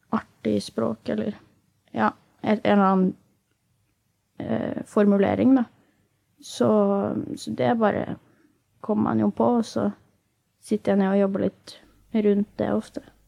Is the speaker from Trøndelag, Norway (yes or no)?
no; Asker, Akershus, Norway; pleier jeg å chille hjemme i Asker